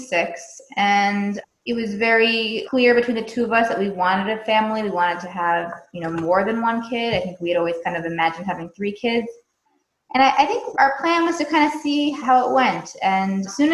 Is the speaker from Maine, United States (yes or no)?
yes; York, Maine, United States; moved away as an adult; also born or lived in Israel; now in Los Angeles, United States; I'm originally from a small town in Maine called York. I grew up there